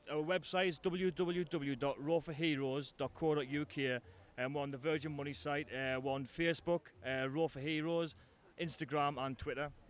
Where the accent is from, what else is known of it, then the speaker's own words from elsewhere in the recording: Farringdon, North East England, United Kingdom; now in Manchester, United Kingdom; Yeah, yeah, uh, born and raised in Farringdon all my life, uh, pretty much. But I've lived in uh, Manchester for the past 10 years, so it's nice to be home for